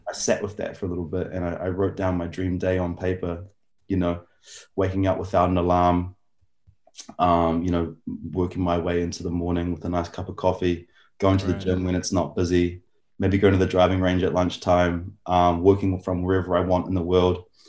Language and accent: English; Auckland, New Zealand; I grew up in Auckland, New Zealand.